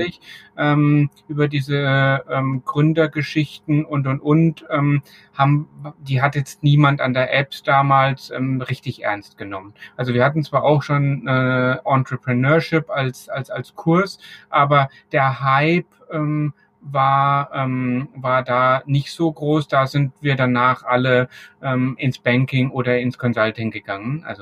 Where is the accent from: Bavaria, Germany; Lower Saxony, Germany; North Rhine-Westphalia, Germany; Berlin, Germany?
Bavaria, Germany; Als, als Franke ist man ja